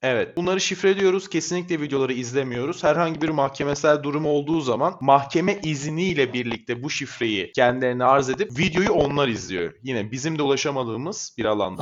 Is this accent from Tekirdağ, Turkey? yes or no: yes; Çorlu, Tekirdağ, Turkey; 1998 yılında Tekirdağ'ın Çorlu ilçesinde doğdum.